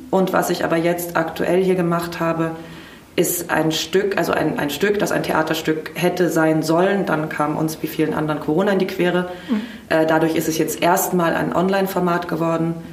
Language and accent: German; Heidelberg, Baden-Württemberg, Germany; born there; also born or lived in Tel Aviv, Israel / Vienna, Austria; ich bin gebürtige Heidelbergerin ähm, und bin dann aber, ui, wie lange lebe ich jetzt oder habe ich nicht in Heidelberg gelebt? Ich bin erst im Dezember 2019 wieder zurückgekommen